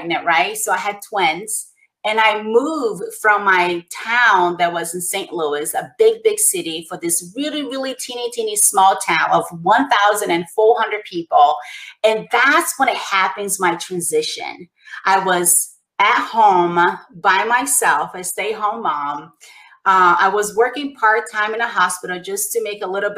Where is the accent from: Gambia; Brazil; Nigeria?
Brazil; moved away; I grew up in poverty in Brazil.